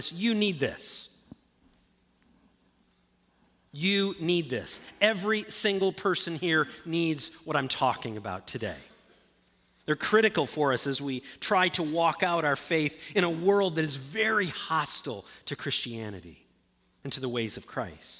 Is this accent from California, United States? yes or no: no; Ludington, Michigan, United States; moved away; a friend of mine who I grew up with up in Ludington